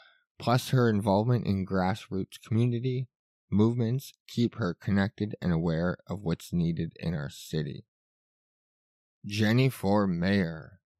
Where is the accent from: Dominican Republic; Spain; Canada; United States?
Canada; Winnipeg, Manitoba; I was born and raised in Winnipeg, so I have a deep understanding of our strengths as well as our challenges.